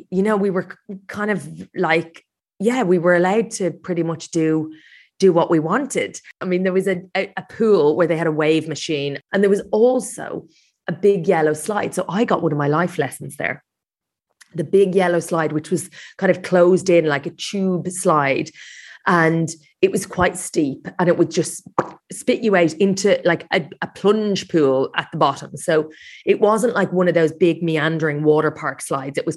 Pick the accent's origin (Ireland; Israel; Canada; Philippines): Ireland; now in London, United Kingdom; so yeah, but I I grew up in Ireland. It, it does feel like quite a bit uh, a big part of my identity, and I just I I love Ireland. It's still very much home. I live in London